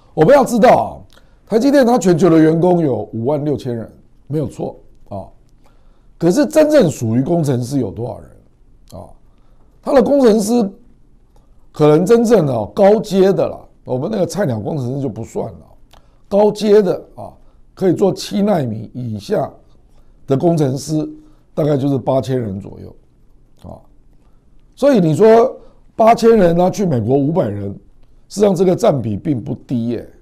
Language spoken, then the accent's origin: Chinese; Taiwan; 我们台湾人认真努力的象征